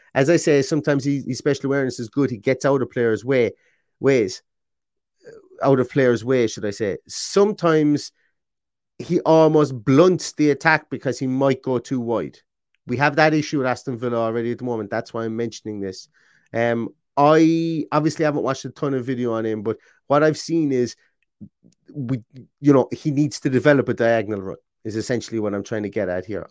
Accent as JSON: {"language": "English", "country": "Ireland"}